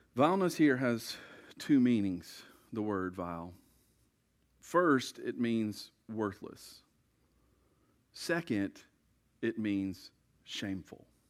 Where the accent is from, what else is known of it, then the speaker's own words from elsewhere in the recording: United States; We like to think that we speak for God as American Christians